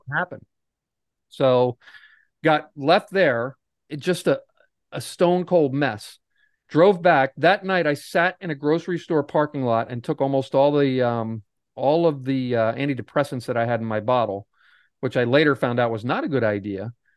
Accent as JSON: {"language": "English", "region": "Pennsylvania", "country": "United States", "said": "I'm from Pennsylvania. I'm not too far from Atlantic City"}